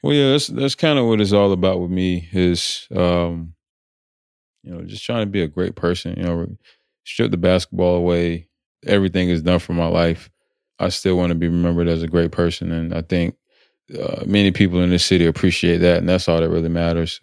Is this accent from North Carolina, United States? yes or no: yes; North Carolina, United States; moved away as an adult; also born or lived in Atlanta, Georgia; where I grew up in North Carolina